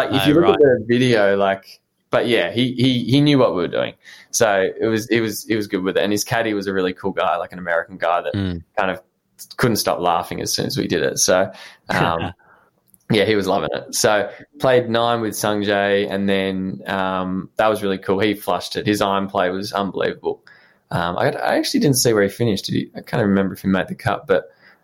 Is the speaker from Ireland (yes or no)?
no; Melbourne, Victoria, Australia; I was from Melbourne